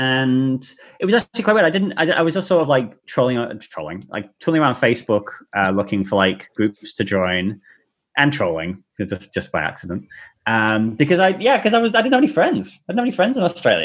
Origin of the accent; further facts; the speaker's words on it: South Africa; I was born in South Africa, and my brother was obsessed with Star Wars